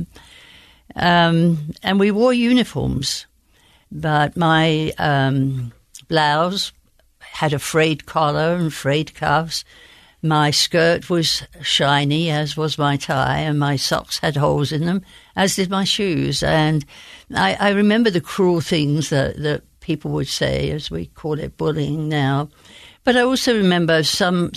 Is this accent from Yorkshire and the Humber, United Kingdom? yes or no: no; Bromley, London, United Kingdom; accent: Queen's English; now in United States; I was born in Bromley in the county of Kent